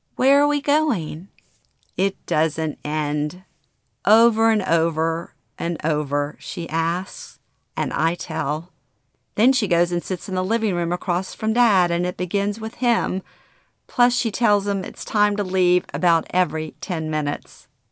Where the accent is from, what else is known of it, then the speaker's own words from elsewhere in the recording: Baton Rouge, Louisiana, United States; moved away as an adult; Growing up in Baton Rouge